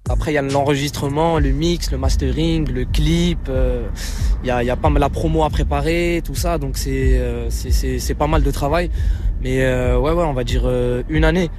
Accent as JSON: {"language": "French", "country": "Morocco", "tie": "born or raised there", "also_born_or_lived": "France", "moved": "yes", "lives_now": "Paris, France", "said": "Je suis né au Maroc"}